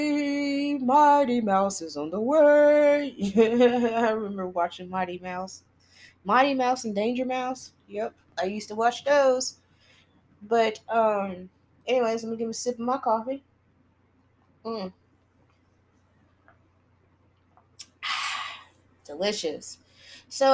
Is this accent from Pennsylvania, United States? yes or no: no; Texas, United States; Uvalde is in Texas, and that's my home state.